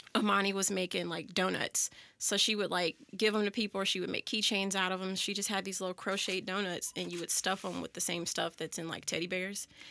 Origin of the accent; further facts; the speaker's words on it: Florissant, Missouri, United States; also born or lived in Jennings, Missouri / Chesterfield, Missouri; I grew up in Florissant and why well, I, I lived in Jennings for a while and then from like 4th grade through my senior year of college, almost to my senior year of college, uh, I lived in Florissant